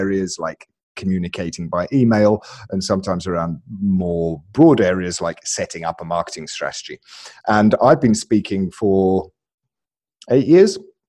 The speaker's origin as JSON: {"language": "English", "region": "Alabama", "country": "United States", "tie": "born there", "said": "So, I was born in Alabama."}